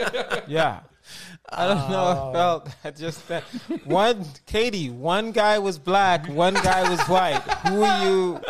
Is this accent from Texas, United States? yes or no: yes; Houston, Texas, United States; moved away as an adult; now in Los Angeles, United States; Born and raised in Houston, Texas. Started stand-up in Houston.